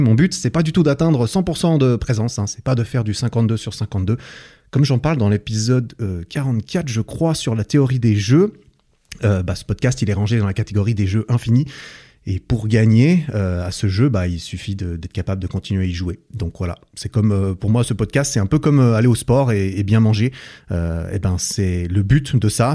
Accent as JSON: {"language": "French", "country": "Switzerland", "said": "je suis suisse aussi"}